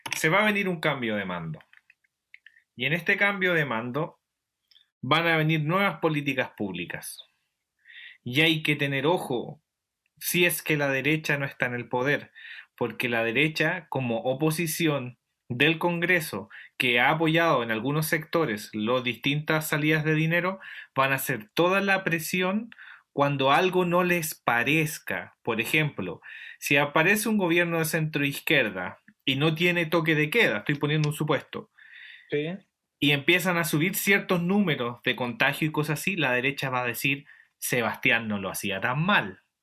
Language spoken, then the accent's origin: Spanish; Chile; nosotros dentro de este paradigma, eh, llamémoslo espacial chileno, eh, tenemos ciertos comportamientos que son herencias de estos dogmas cristianos heredados por nuestras familias